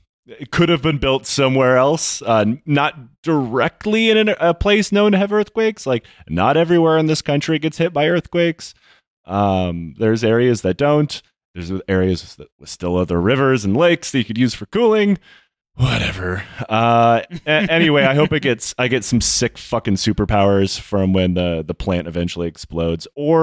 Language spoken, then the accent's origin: English; Midwest, United States; We're both from the Midwest.